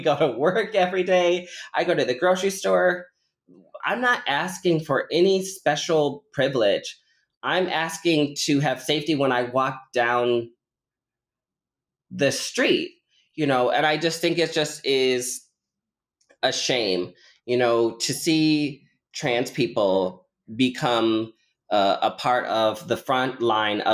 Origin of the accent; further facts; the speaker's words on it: Omaha, Nebraska, United States; now in Illinois, United States; I was born and raised in Omaha, Nebraska